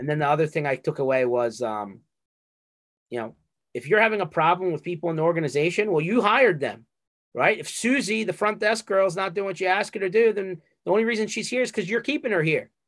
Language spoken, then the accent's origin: English; Northeast, United States; we're from the Northeast.